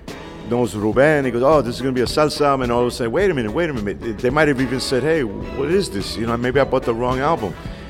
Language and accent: English; New York, United States; as a New Yorker, my Spanish was not the best.